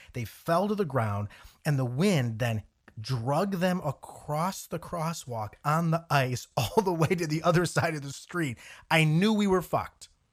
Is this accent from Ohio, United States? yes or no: yes; Cleveland, Ohio, United States; growing up in the Cleveland area, Northeast Ohio.